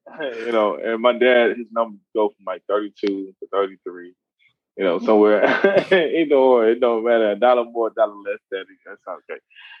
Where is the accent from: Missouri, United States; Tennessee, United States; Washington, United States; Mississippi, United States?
Mississippi, United States; also born or lived in Louisiana / Houston, Texas; growing up in Mississippi, and then from Mississippi to Louisiana, then from Louisiana to Texas, Houston, Texas.